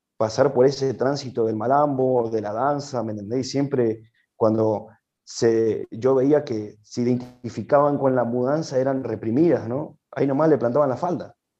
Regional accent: Mendoza, Argentina; Yo nací aquí en la provincia de Mendoza, soy mendocino, de pura cepa

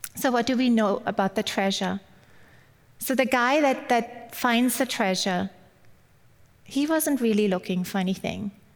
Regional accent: Germany; English is a second language; moved away; I grew up in Germany

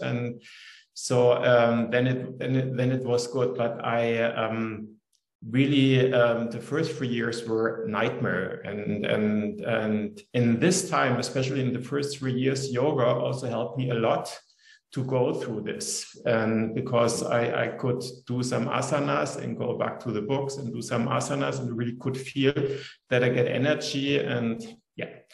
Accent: Munich, Bavaria, Germany; I grew up in Munich, which is in south of um, Germany

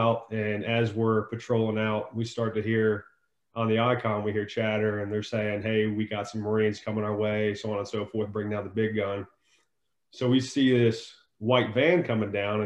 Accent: Northern Virginia, United States; I was born in Northern Virginia, born and raised there.

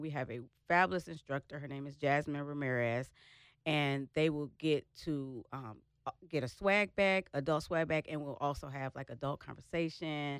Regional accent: Michigan, United States; now in Dallas, United States; I'm originally from Michigan

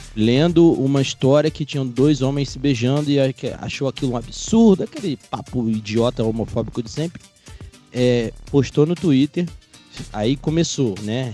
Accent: Rio de Janeiro, Brazil; eu sou oriundo lá do Rio de Janeiro

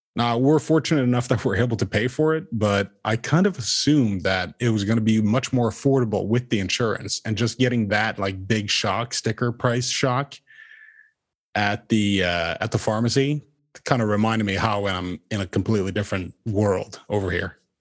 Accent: Norway; moved away; I am not an American citizen. I am originally from Norway

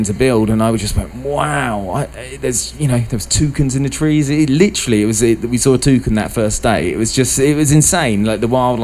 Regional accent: United Kingdom; moved away as an adult; I'm from the UK, as you can hear by my accent, but been in construction for many years, and I came over here

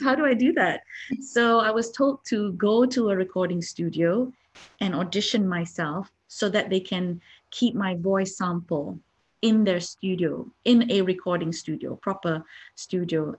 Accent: Malaysia; I'm from Malaysia.

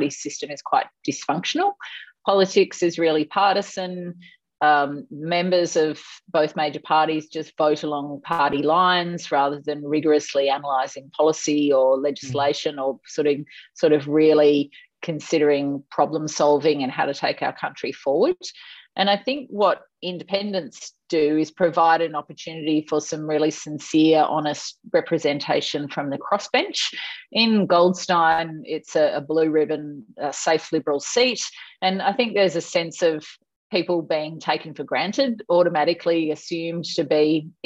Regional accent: Tasmania, Australia; also born or lived in Essendon, Victoria / Sub-Saharan Africa / Southeast Asia / United States; now in Hampton, Australia; I was born in Essendon, it so happens. I grew up in Tasmania.

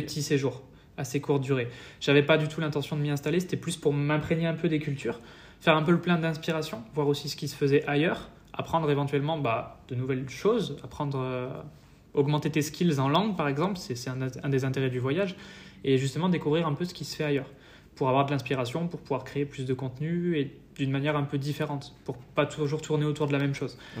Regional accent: France; moved away as an adult; also born or lived in Paris; now in Estonia

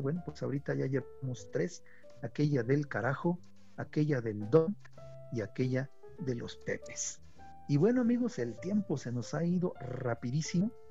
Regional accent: Mexico; nosotros, los mexicanos, somos norteamericanos, porque vivimos en Norteamérica

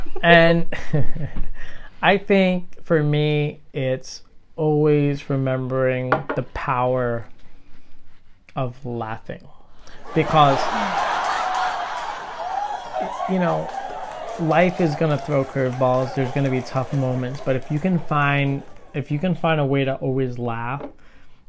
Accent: New York City, New York, United States; I'm from Brooklyn

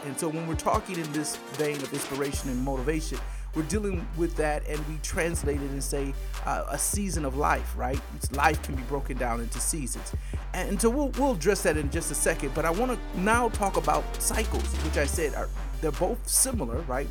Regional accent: Michigan, United States; now in Georgia, United States; I'm from Michigan

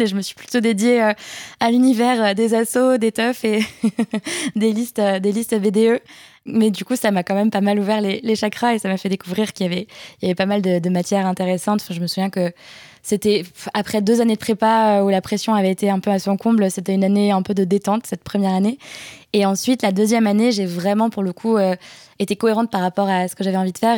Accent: Alsace, Grand Est, France; Je suis alsacienne

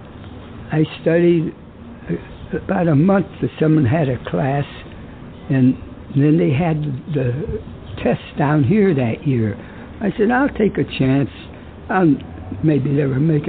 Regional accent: New Britain, Connecticut, United States; I was born in New Britain, Connecticut, December 19, 1917

